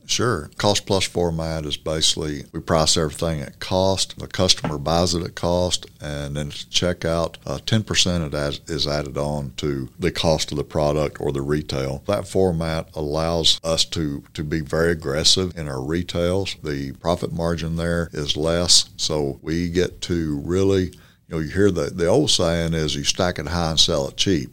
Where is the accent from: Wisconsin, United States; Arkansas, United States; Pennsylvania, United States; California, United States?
Arkansas, United States; Norfork; also born or lived in Mountain Home, Arkansas; I graduated from Norfolk.